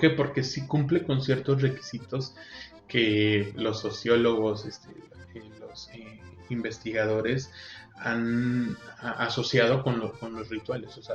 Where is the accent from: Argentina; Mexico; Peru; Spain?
Mexico; Coahuila; nosotros como norteños, sabemos lo que implica una carne asada, que es toda una festividad